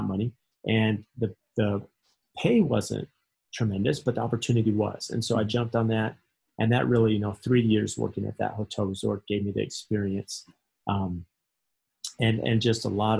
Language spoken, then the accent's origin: English; San Diego, California, United States; I grew up in San Diego